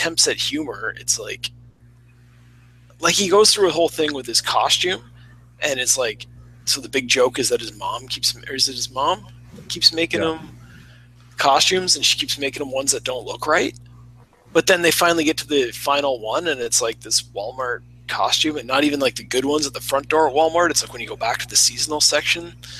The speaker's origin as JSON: {"language": "English", "country": "Canada", "said": "I'm from Canada"}